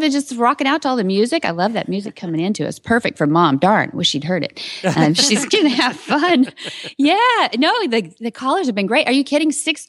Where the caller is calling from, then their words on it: California, United States; So we're calling you from Orange County in the sunshine, like Florida.